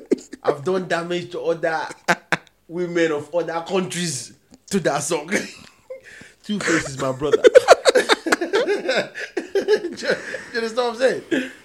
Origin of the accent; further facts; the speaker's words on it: Nigeria; now in United Kingdom; I come from Nigeria.